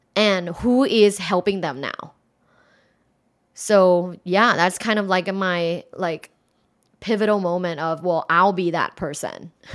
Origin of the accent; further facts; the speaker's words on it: Thailand; moved away as an adult; I'm originally from Thailand